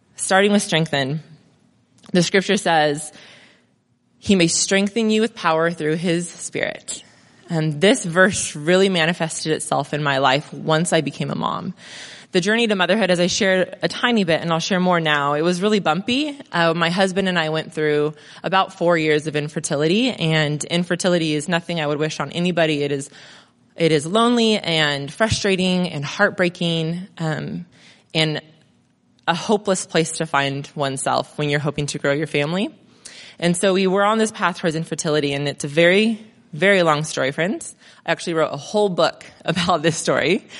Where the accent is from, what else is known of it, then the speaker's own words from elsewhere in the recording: Crestline, California, United States; also born or lived in Mentone / Redlands; now in Monrovia, United States; So I grew up in Crest Line.